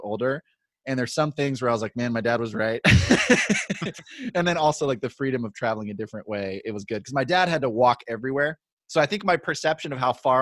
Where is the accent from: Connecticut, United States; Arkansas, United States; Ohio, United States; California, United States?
California, United States; San Diego; I'm from San Diego